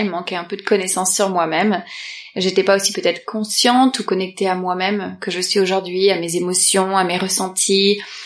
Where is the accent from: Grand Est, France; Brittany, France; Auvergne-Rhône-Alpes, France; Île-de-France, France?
Île-de-France, France; Paris; je suis née à Paris